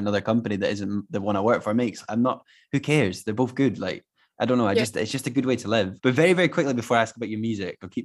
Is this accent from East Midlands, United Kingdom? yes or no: no; Fife, Scotland, United Kingdom; I'm definitely East Coast because I'm from Fife